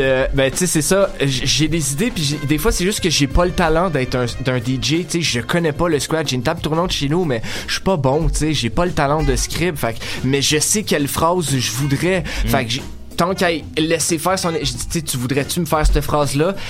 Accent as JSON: {"language": "French", "town": "Sainte-Adèle", "region": "Quebec", "country": "Canada", "moved": "yes", "lives_now": "Montreal, Canada", "said": "je viens de Sainte-Adèle dans le fond, fait qu'on a commencé à faire du rap là-bas"}